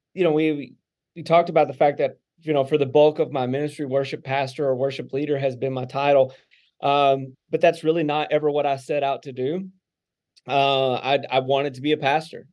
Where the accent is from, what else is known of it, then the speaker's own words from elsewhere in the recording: Texarkana, Arkansas, United States; now in Indiana, Pennsylvania, United States; I grew up in Arkansas